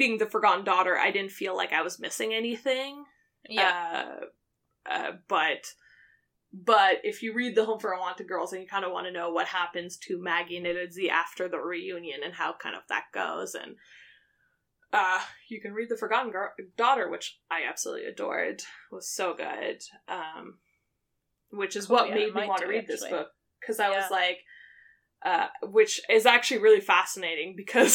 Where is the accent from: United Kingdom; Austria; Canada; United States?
Canada; Quebec; moved away; I grew up in Quebec